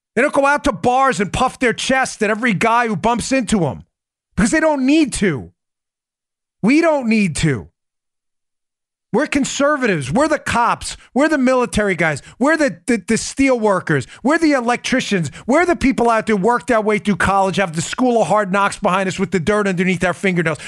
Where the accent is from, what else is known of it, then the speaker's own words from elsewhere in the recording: New York City, New York, United States; I grew up in New York City